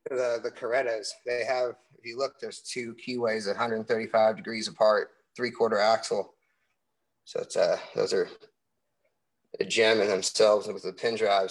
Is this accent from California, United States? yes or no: yes; Pacifica, California, United States; now in Walnut Creek, United States; I was born and raised out in Pacifica